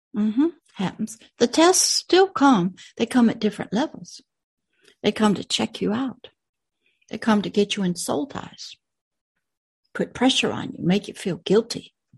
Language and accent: English; United States; My dirt body came out of America. The world that my dirt body lives in is in America.